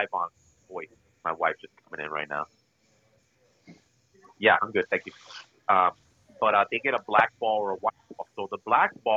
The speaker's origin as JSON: {"language": "English", "region": "California", "country": "United States", "tie": "born or raised there", "also_born_or_lived": "Mexico", "said": "obviously I was born and raised in California."}